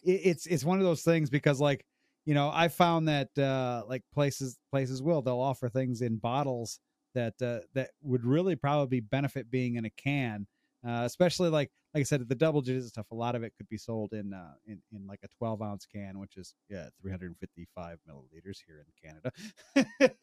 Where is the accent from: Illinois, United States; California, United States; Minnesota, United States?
Illinois, United States; Rockford; I grew up, I grew up in Rockford, Illinois